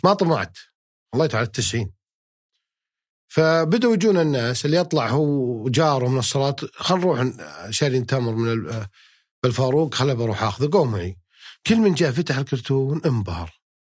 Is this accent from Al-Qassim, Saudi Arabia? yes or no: yes; Unaizah, Al-Qassim, Saudi Arabia; moved away as an adult; also born or lived in Jubail, Saudi Arabia; يوم كنت بعنيزه قبل اطلع مدينه جبيل